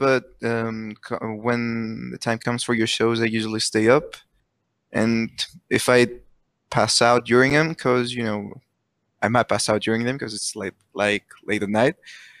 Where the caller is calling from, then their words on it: Greece; I'm calling from Greece.